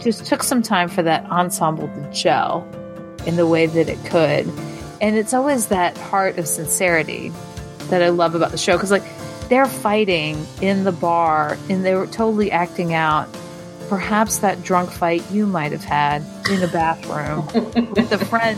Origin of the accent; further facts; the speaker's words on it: Alabama, United States; accent: Alabama; now in Alexandria, United States; my Alabama accent